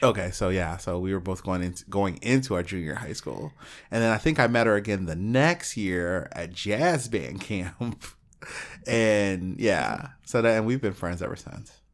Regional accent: Alaska, United States; moved away; I lived in a town of twelve hundred people

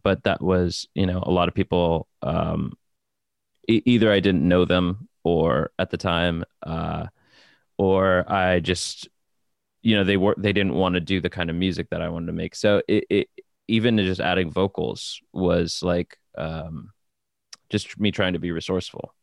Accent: New Jersey, United States; moved away as an adult; now in Brooklyn, United States; born in New Jersey and raised in New Jersey, um, and now I live in Brooklyn

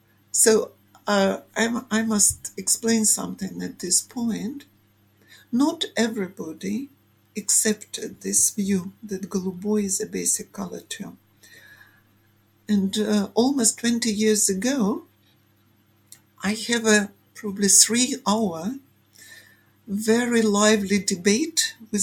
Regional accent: Belarus; English is a second language; also born or lived in Ukraine; ethnically I am a Ukrainian. So, and I grew up in Ukraine till 7 years old, and then my family moved to Belarus. So I never spoke Belarusian, but at school I learned it at least 2 or 3 years.

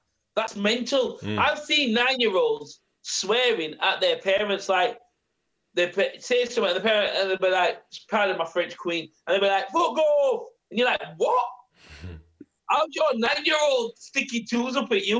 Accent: England, United Kingdom; also born or lived in West Indies; I am English and I've been born in English

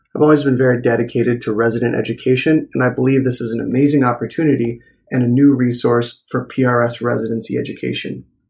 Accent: Kent Island, Maryland, United States; moved away as an adult; also born or lived in Ashland, Virginia / Pennsylvania / South Jersey; now in Camden, United States; I'm originally from Kent Island, Maryland

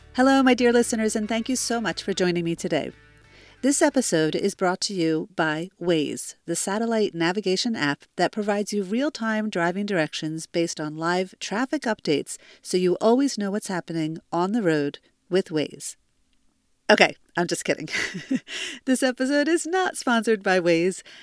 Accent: New Jersey, United States; moved away as an adult; now in Israel; I'm originally from New Jersey, but I've been living in Israel for almost fifteen years

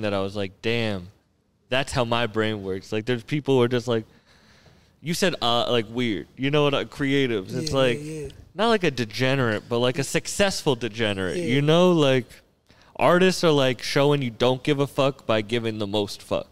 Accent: Massachusetts, United States; we're both from Massachusetts

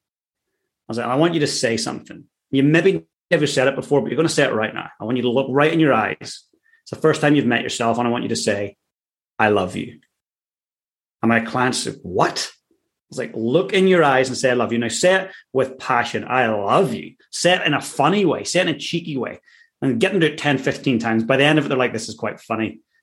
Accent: Ireland; I'm Irish. I grew up in a working class town

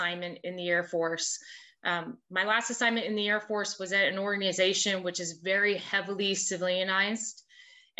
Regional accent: Rhode Island, United States; moved away as an adult; also born or lived in South Carolina; I'm from Rhode Island

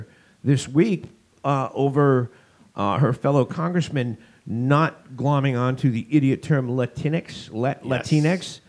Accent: Boston, Massachusetts, United States; moved away; also born or lived in Los Angeles, California; Boston, which is my hometown

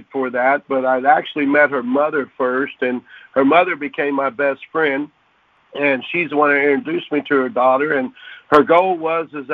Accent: Oklahoma City, Oklahoma, United States; I was born and raised in Oklahoma City

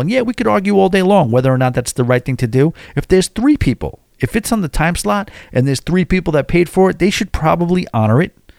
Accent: New York City, New York, United States; I'm from New York City

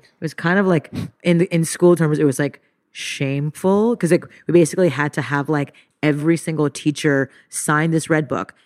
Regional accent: Montreal, Quebec, Canada; moved away; I grew up in Montreal, French Canada, to a Japanese mother and to an Indian father

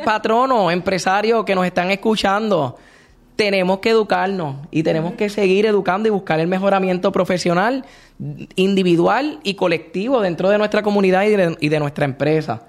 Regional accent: Puerto Rico; nosotros como puertorriqueños tenemos nuestra propia jerga

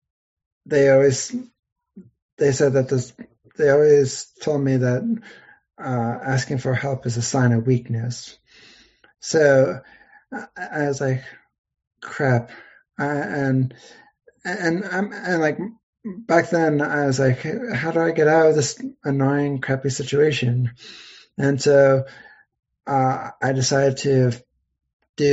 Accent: Pennsylvania, United States; I'm from Pennsylvania. I still live in Pennsylvania

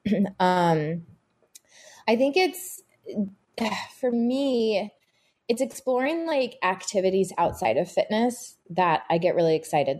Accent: Texas, United States; also born or lived in Boston / Miami / Utah; now in New York, United States; I grew up in Texas in the 80s, early 90s as a little girl

